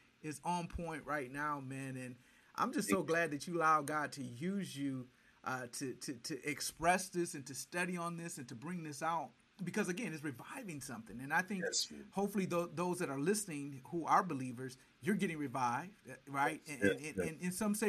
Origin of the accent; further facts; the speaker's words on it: Detroit, Michigan, United States; I'm a guy from Detroit